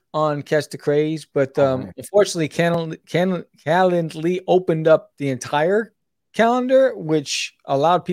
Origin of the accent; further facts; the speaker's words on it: New York City, New York, United States; moved away; also born or lived in Brooklyn; I was born in Brooklyn, raised in Queens